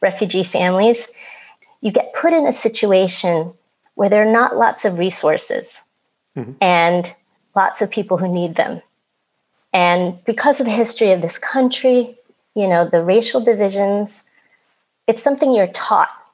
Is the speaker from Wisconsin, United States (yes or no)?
no; Philadelphia, Pennsylvania, United States; also born or lived in Vietnam; I grew up in Philadelphia